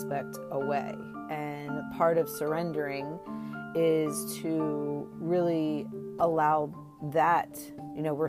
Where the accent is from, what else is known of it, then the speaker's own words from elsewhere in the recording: Maryland, United States; I'm from Maryland